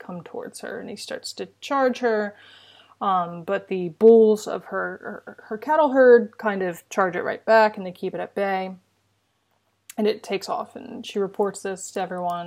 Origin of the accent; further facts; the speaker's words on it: United States; as an American